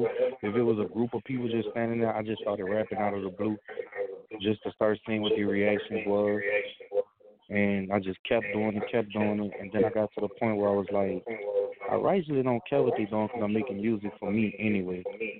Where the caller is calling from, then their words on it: New Orleans, Louisiana, United States; I'm calling from New Orleans, but I'm doing good.